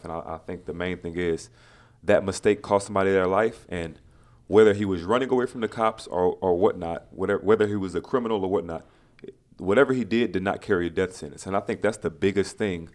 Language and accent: English; Louisiana, United States; being a black man in America and growing up in Louisiana